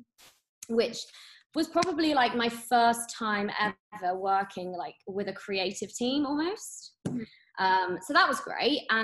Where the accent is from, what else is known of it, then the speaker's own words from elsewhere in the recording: Birmingham, West Midlands, United Kingdom; also born or lived in London; I grew up in Birmingham.